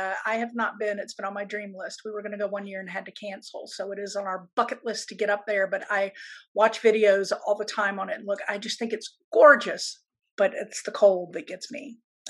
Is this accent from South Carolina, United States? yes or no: yes; Hilton Head, South Carolina, United States; That's where I grew up in South Carolina.